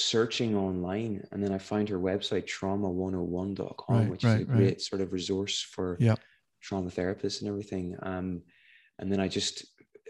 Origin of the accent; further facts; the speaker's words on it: Northern Ireland, United Kingdom; I'm from Northern Ireland